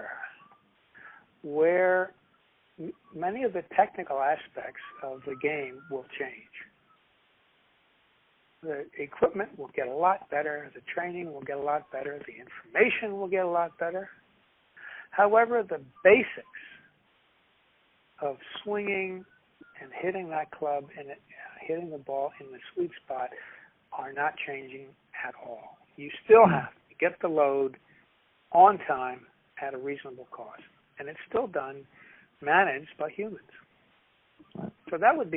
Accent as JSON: {"language": "English", "town": "Philadelphia", "region": "Pennsylvania", "country": "United States", "said": "I'm from West Philadelphia"}